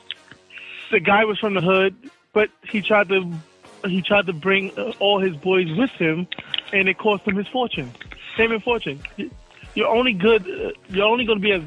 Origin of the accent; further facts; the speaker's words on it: New York City, New York, United States; I'm from Harlem